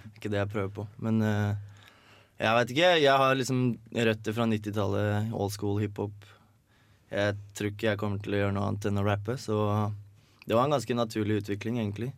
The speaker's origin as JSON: {"language": "Norwegian", "town": "Hønefoss", "region": "Buskerud", "country": "Norway", "tie": "born or raised there", "said": "hjemme i Hønefoss"}